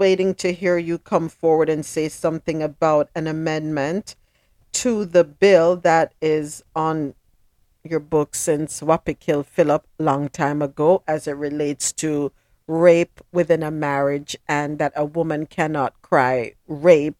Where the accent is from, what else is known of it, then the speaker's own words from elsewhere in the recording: Jamaica; I'm from Jamaica